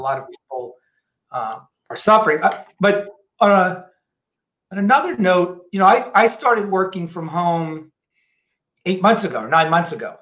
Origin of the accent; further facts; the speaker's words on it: New Orleans, Louisiana, United States; now in Seattle, United States; I'm originally from New Orleans.